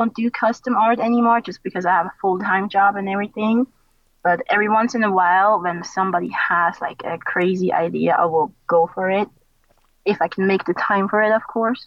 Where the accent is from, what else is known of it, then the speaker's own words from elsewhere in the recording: Switzerland; moved away as an adult; now in United States; I was in Switzerland then, because I was born in Switzerland. I grew up in Switzerland.